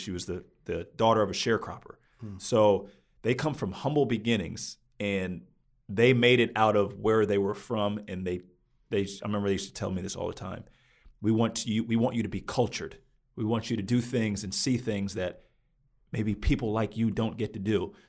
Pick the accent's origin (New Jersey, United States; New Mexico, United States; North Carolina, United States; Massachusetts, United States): New Jersey, United States; also born or lived in Virginia / Maryland / Pennsylvania / New York; I tell them New Jersey, right outside of Princeton. But growing up, I grew up all over the place. I was born in Virginia, then we moved to Maryland, moved to Pennsylvania, moved to upstate New York, moved down to Louisiana.